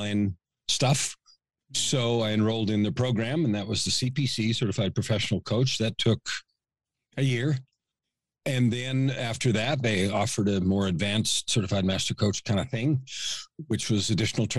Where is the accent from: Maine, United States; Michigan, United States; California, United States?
California, United States; San Francisco; moved away as an adult; now in Edmonton, Canada; I was born in San Francisco, raised in the San Francisco Bay Area. I'm a West Coast guy.